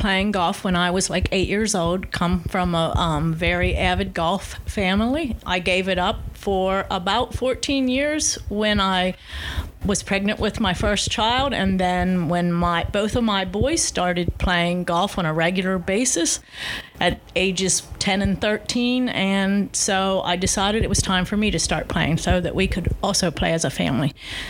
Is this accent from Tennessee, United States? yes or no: no; McConnellsburg, Pennsylvania, United States; Yes, originally? I'm from McConnellsburg.